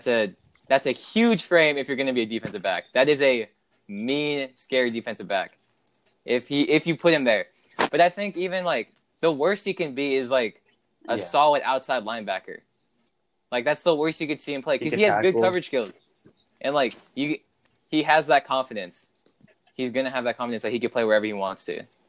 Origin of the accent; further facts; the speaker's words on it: Arizona, United States; growing up in Arizona all my life